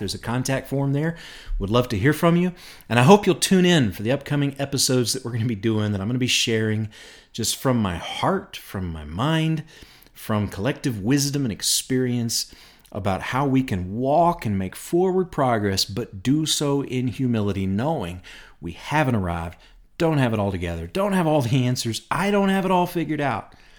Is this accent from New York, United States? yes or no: no; Bowling Green, Kentucky, United States; moved away as an adult; now in Rogers, Arkansas, United States; I grew up in Bowling Green, Kentucky